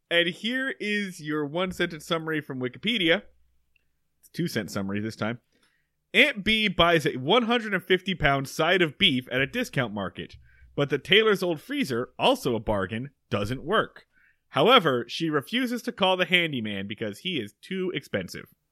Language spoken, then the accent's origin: English; Medford, Oregon, United States; my hometown of Medford, Oregon